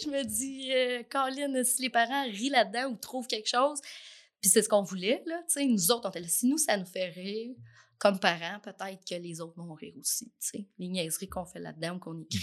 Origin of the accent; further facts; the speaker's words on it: Trois-Rivières, Quebec, Canada; also born or lived in Lanaudière, Quebec / Jonquière, Quebec; now in Lavaltrie, Canada; Je suis née à Trois-Rivières. Puis je suis arrivée ici, j'avais 11 ans, en sixième année. Euh, donc, j'ai fait toute mon école secondaire ici, à Thérèse-Martin